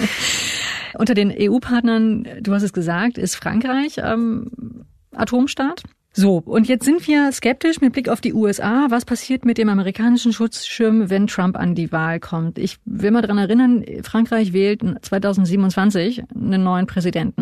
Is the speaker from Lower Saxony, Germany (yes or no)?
yes; Hanover, Lower Saxony, Germany; als äh, gebürtige Hannoveranerin